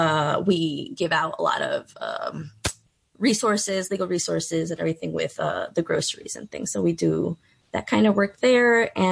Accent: New York City, New York, United States; I grew up in Brooklyn in Bushwick

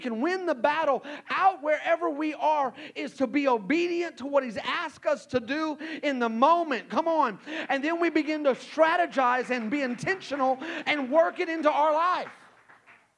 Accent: Texas, United States; also born or lived in Hot Springs, Arkansas; now in Rogers, United States; I grew up in Texas

